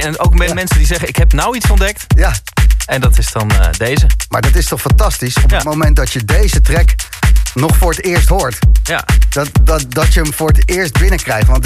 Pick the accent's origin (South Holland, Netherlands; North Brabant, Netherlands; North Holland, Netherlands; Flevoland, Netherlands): North Holland, Netherlands; Bergen; Ik kom uit Bergen.